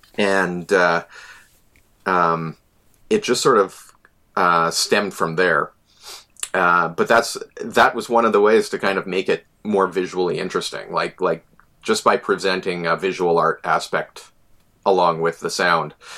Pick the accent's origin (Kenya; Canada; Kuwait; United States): Canada; Selkirk, Manitoba; moved away; also born or lived in Winnipeg; I, am an ex-Winnipegger, an expat. Uh, I grew up in Selkirk